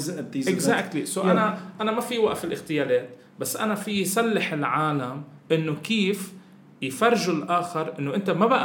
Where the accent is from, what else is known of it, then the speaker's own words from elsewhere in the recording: Syria; انا سوري شو بقول له يعني